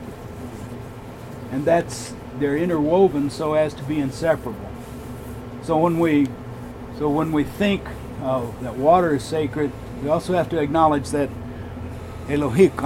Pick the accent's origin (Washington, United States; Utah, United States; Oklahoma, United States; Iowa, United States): Oklahoma, United States; moved away as an adult; also born or lived in Arizona; I'm originally from Oklahoma. I'm enrolled with the Cherokee Nation